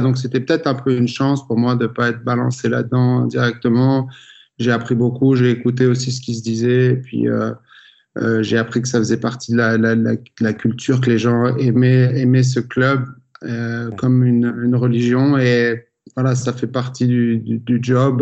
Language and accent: French; France; en tant que Français